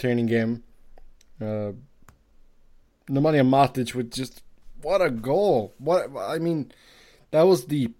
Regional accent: Sweden; now in Cincinnati, United States; I grew up in Sweden

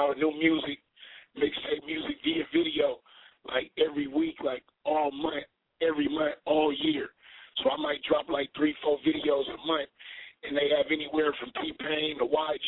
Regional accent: Sacramento, California, United States; I was born and raised in the Heights and Oak Park and Fruit Ridge and 47th Avenue and Meadowview

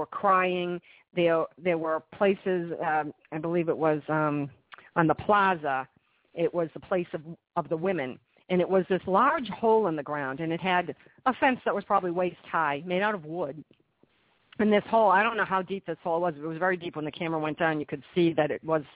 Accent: United States; I live in the United States, and I'm from the United States

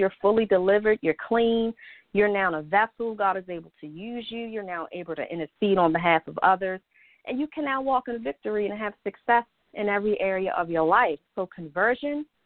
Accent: Baltimore, Maryland, United States; I was born and raised here in Baltimore, Maryland

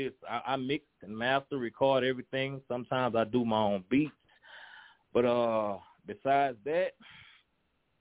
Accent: Baton Rouge, Louisiana, United States; I'm from Baton Rouge, Louisiana

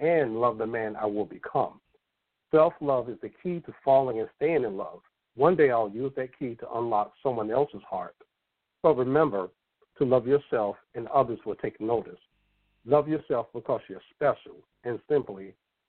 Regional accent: Raleigh, North Carolina, United States; I'm from Raleigh, North Carolina

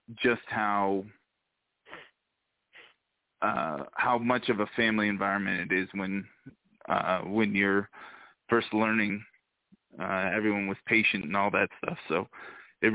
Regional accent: Oakland, California, United States; now in Salt Lake City, United States; I'm from Oakland, California, originally.

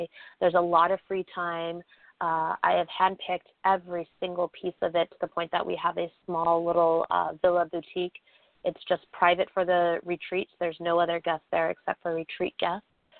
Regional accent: Bali, Indonesia; also born or lived in United States; Because I grew up there. So while I am American born, my family moved over there when I was young. So I grew up there. So I've got a lot of connections to Bali

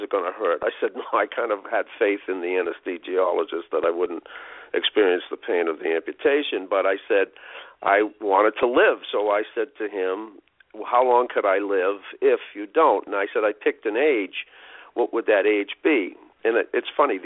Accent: United States; as an American

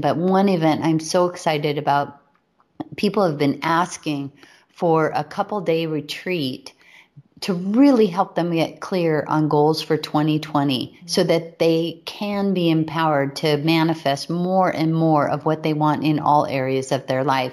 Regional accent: Hawaii, United States; We were raised in Hawaii

